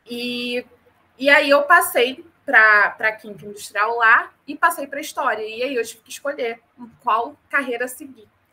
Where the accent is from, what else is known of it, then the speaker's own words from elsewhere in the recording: Rio de Janeiro, Brazil; moved away; also born or lived in North Region, Brazil; Apesar de eu ser carioca, nascida e criada no Rio de Janeiro, eu passei uma temporada da minha vida na região norte